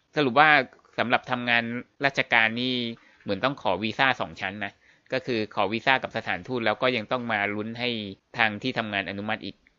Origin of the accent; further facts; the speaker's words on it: Thailand; ถึงแม้ว่าเราจะเกิดเป็นคนไทย